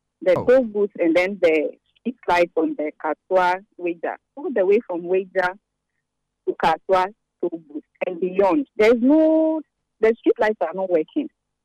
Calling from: Sakumono/Kokrobite area, Greater Accra, Ghana; I'm calling from Cedar Cocobite.

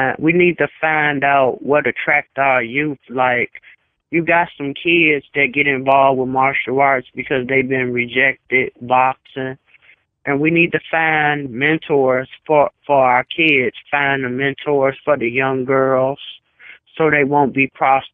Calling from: Gary, Indiana, United States; Calling from Gary, Indiana, home of ….

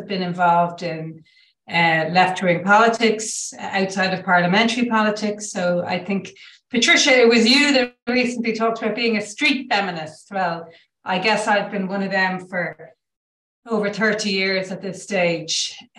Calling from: Ireland

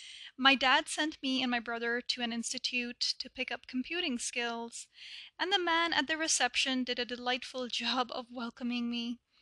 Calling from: Toronto, Ontario, Canada; I'm reaching you from Toronto, Canada.

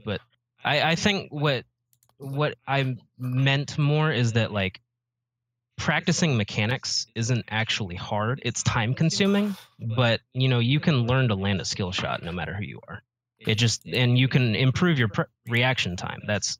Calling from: Atlanta, Georgia, United States; Okay. I'm from Atlanta, Georgia.

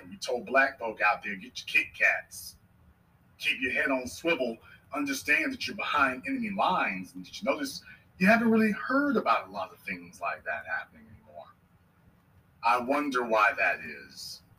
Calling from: Arlington, Virginia, United States; I'm calling from Arlington, Virginia.

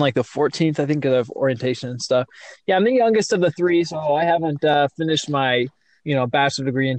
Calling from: Louisville, Kentucky, United States; Yeah, right now I'm in my car with my feet on the steering wheel.

